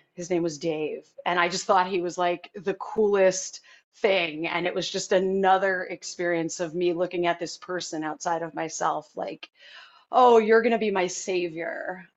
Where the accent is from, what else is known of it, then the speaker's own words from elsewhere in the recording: Hopatcong, New Jersey, United States; I grew up in Hopatcong, New Jersey